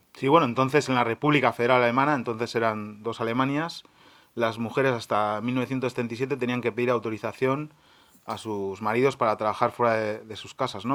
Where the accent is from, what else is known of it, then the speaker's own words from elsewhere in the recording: Spain; now in Germany; en nuestros países de origen, en Argentina y en España